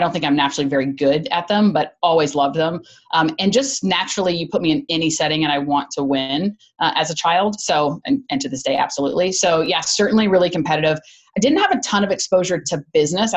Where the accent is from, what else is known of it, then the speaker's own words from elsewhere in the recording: Chattanooga, Tennessee, United States; moved away as an adult; also born or lived in Georgia; I grew up in Chattanooga